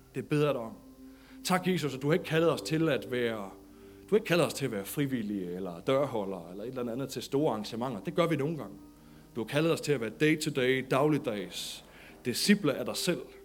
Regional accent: Denmark; som dansker

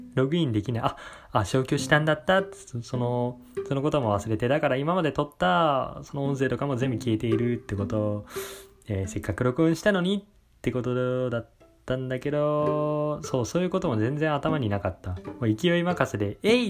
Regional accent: Toyama, Japan; moved away as an adult; now in Kansai, Japan; 地元が富山県

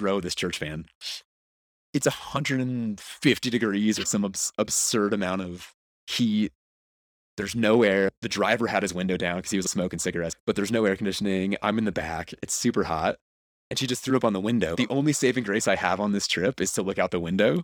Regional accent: United States; moved away as an adult; also born or lived in Philadelphia / Miami / Los Angeles / San Diego; now in Mexico City, Mexico; I grew up on the East Coast, about an hour outside of New York

